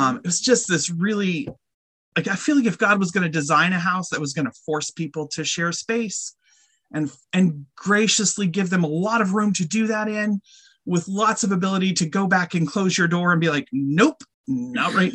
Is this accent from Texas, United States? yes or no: no; Colorado, United States; moved away; also born or lived in Bensalem, Pennsylvania; I was raised in Colorado